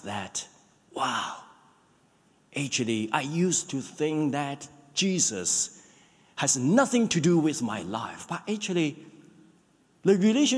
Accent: China; now in New Zealand; I'm one of the pastors in this church. I grew up in China

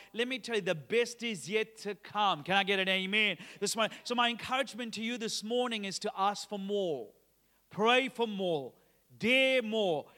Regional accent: Sri Lanka; now in Australia; I'm originally from Sri Lanka. Uh, in June two thousand and seventeen, I took my wife Sharon and J-, Josh, uh, who was only about three years old at that time to my home country, and, and we were excited to be there because it was the first time Chase and Josh got to come and see, uh, where I grew up

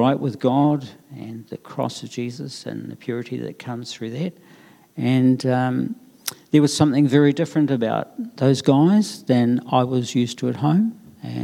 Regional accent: Christchurch, Canterbury, New Zealand; I grew up in North New Brighton

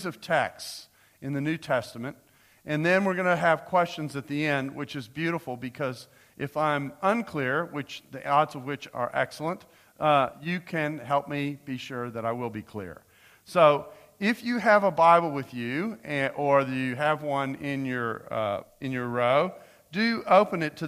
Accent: United States; as an American

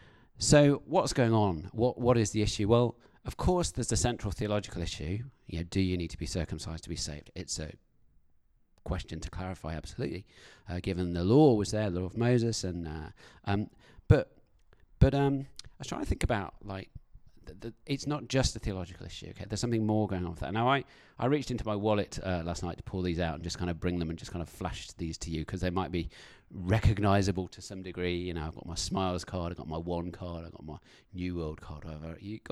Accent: United Kingdom; As a British person, I find public confrontation very, very difficult to deal with.

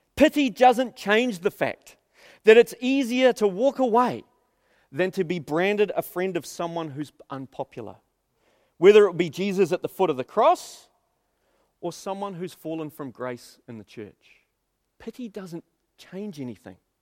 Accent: Auckland, New Zealand; we spent thirty years of my life, um, growing up in South Auckland

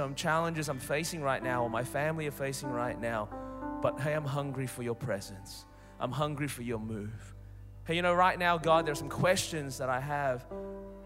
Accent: Melbourne, Victoria, Australia; accent: Australian; moved away; I'm originally from Melbourne, Australia

